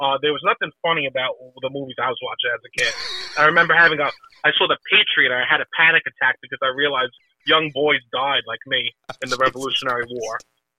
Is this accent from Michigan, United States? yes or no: no; Alabama, United States; I grew up in Central Alabama, okay? You know what? When I'm in Central Alabama, I'm fucking home, brother, okay?